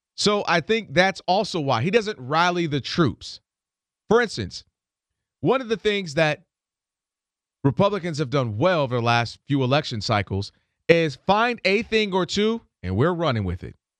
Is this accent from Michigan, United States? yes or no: yes; Ann Arbor, Michigan, United States; moved away; I'm from, originally from Ann Arbor, Michigan